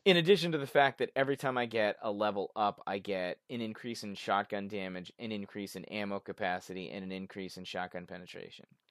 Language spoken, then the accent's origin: English; Boston, Massachusetts, United States; I'm from Boston